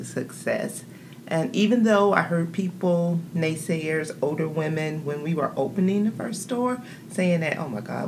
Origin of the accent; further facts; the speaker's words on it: Monticello, Florida, United States; I'm from Florida, but not Jacksonville. I'm from a little small town called Monticello, Florida